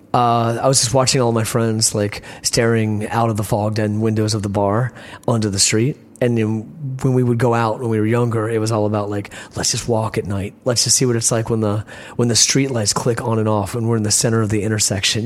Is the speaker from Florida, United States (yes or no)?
no; Richmond, Virginia, United States; growing up in Richmond and having these beautiful charismatic friends